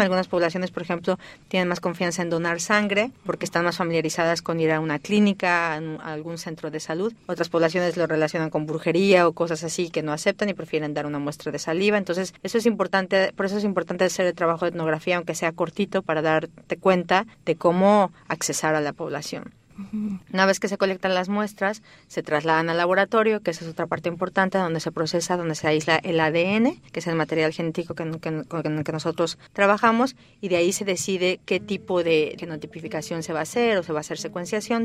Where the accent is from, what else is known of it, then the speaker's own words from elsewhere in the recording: Mexico City, Mexico; moved away as an adult; also born or lived in Barcelona, Spain / New York, United States; now in Stanford, United States; soy originaria de México. Nací en la Ciudad de México hace ya varios años